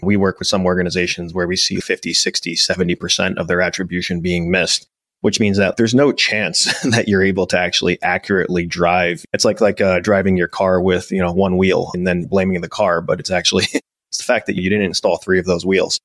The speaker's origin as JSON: {"language": "English", "region": "New Jersey", "country": "United States", "tie": "born or raised there", "said": "we're both uh, New Jersey boys, so I, I grew up in the Jersey."}